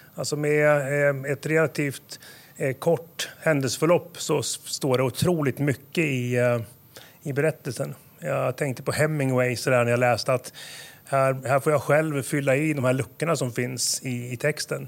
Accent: Åmål, Västra Götaland, Sweden; moved away as an adult; also born or lived in Stockholm area; now in Nyköping, Sweden; Jag föddes i, i Stockholmsområdet, flyttade 42 mil sydväst om, om huvudstaden Åmål. Jag hamnade i Åmål

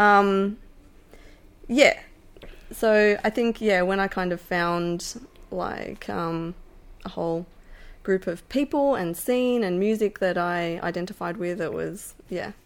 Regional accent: Melbourne, Victoria, Australia; I grew up in Brunswick in Melbourne

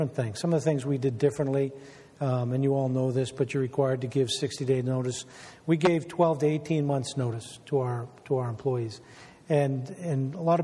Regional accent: Weymouth, Massachusetts, United States; I grew up in Weymouth

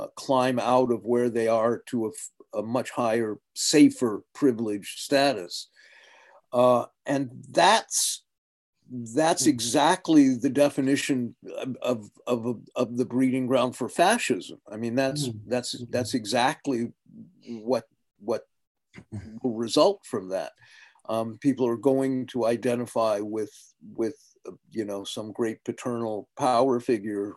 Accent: United States; accent: American; my American accent

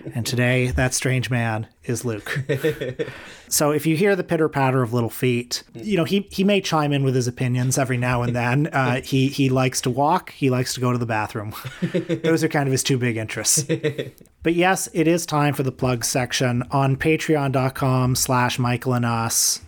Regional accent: Toronto, Ontario, Canada; I grew up around Kipling and Eglinton and Etobicoke.

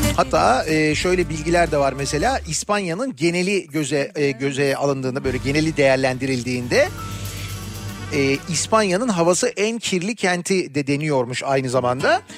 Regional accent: Turkey; ben Türk'üm

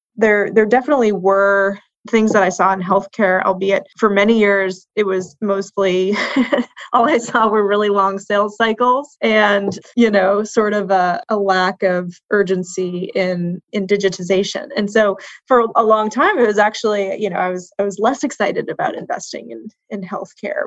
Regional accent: Boston, Massachusetts, United States; moved away as an adult; now in West Coast, United States; I grew up in Boston and spent most of my career in Boston.

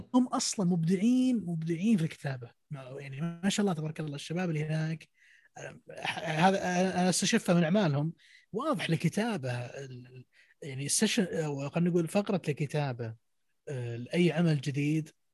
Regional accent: Saudi Arabia; عندنا في السعوديه

